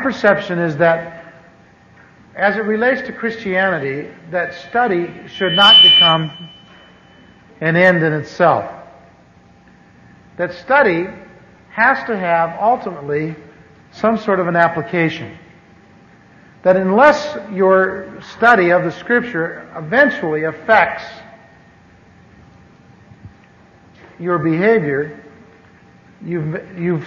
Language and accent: English; Anaheim, California, United States; also born or lived in Missouri; I grew up here in Anaheim. I moved here from the Midwest in 1946, and lived over near what is now Disneyland.